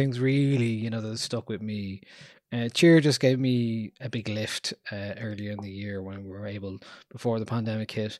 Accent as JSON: {"language": "English", "country": "Ireland", "said": "us as Irish people"}